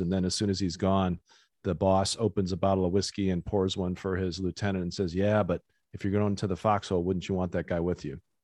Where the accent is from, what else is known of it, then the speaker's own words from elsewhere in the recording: Fremont, Ohio, United States; I grew up in Ohio